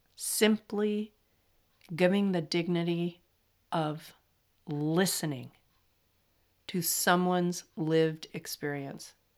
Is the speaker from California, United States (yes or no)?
yes; California, United States; accent: flat; I'm from California and we have flat accents